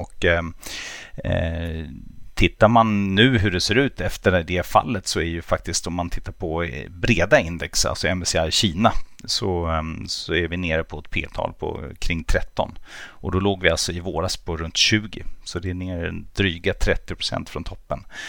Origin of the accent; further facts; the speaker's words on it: Germany; now in Sweden; jag som är tysk då, mm. eller född i Tyskland åtminstone